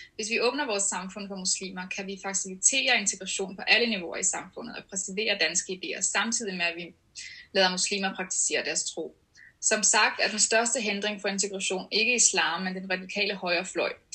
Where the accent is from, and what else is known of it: Denmark